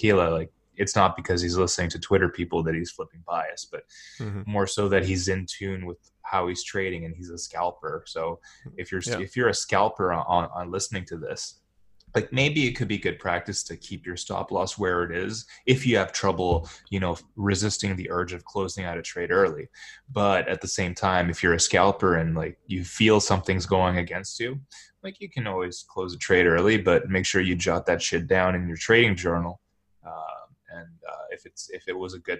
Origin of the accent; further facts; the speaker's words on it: Montreal, Quebec, Canada; I was born in Montreal, so it's a French thing.